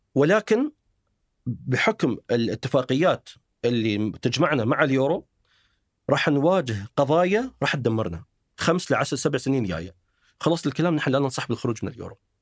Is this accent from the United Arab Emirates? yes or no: yes; United Arab Emirates; عندنا في الامارات